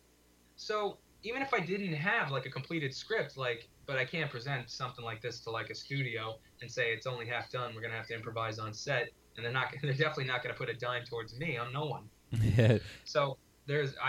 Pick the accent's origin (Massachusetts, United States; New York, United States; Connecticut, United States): New York, United States; Orange County; moved away as an adult; also born or lived in Brooklyn, New York; now in Astoria, Queens, New York, United States; We were raised in Orange County